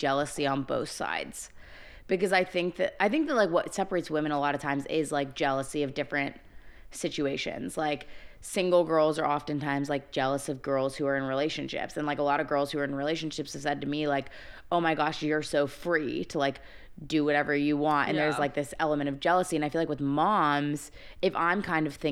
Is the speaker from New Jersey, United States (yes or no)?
no; Coronado, California, United States; I grew up on Coronado